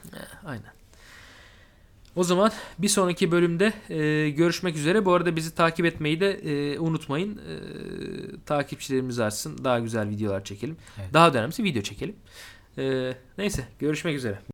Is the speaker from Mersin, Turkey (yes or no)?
yes; Mersin, Turkey; ben Mersinli biri olarak